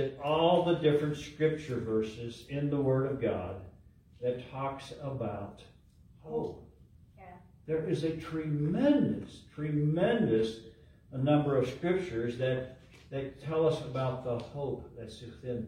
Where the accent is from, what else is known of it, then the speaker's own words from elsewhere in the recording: Ohio, United States; moved away; also born or lived in Minnesota; I grew up in Ohio with a lot of snow, and I had the privilege of living 4 years in Minnesota